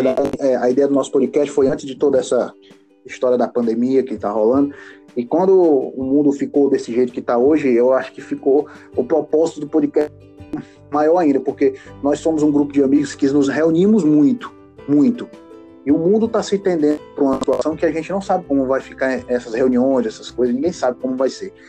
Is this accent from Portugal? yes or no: no; Fortaleza, Ceará, Brazil; a gente é de Fortaleza, Ceará, né? A gente é cearense, todos nós três